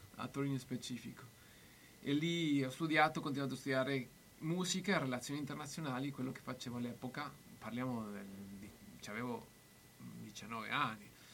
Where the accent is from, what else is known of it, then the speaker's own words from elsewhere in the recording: Mexico; Italian is a second language; now in Bologna, Italy; essendo messicano che amo tanto il Messico